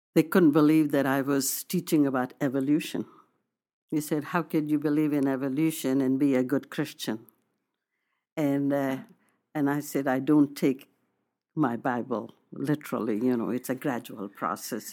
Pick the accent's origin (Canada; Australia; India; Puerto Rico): India; moved away as an adult; now in United States; I wanted to be proud of my nationality, that I come from India